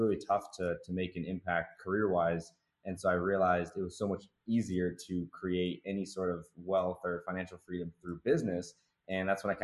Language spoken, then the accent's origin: English; Seattle, Washington, United States; I'm from Seattle, Washington. Went to school at University of Washington